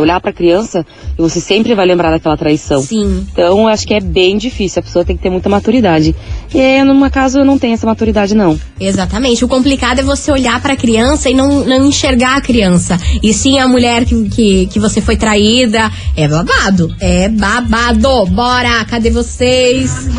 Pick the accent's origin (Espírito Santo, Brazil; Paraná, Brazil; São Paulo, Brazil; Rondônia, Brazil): Paraná, Brazil; Araucária; also born or lived in Campo Largo; eu sou de Araucária